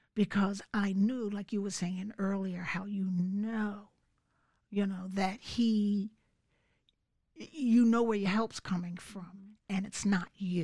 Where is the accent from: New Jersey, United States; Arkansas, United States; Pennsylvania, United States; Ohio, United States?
Pennsylvania, United States; Philadelphia; moved away as an adult; now in Bucks County, United States; Grew up in Philly